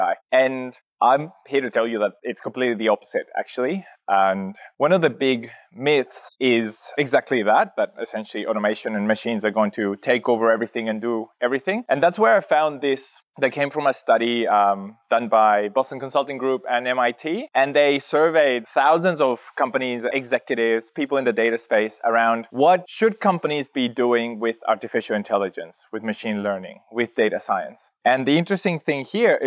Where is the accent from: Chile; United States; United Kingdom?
Chile; now in Australia; I'm originally from Chile, from South America. I've been in Australia and working in analytics slash data for 16 years now.